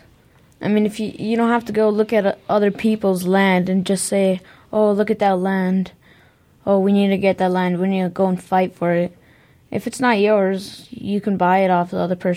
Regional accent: Gallup, New Mexico, United States; also born or lived in Middle East; now in Albuquerque, United States; I was born in Gallup, New Mexico, and then I moved

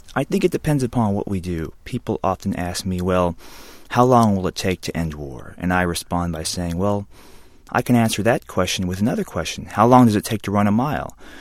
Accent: Alabama, United States; I'm half Korean, a quarter white, and a quarter black, and I grew up in Alabama

